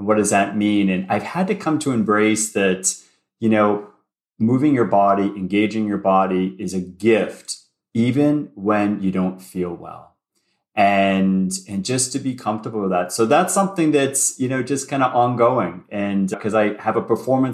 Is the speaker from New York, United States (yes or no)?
no; Boston, Massachusetts, United States; also born or lived in Ohio; I grew up in Boston. So I'm a native Bostonian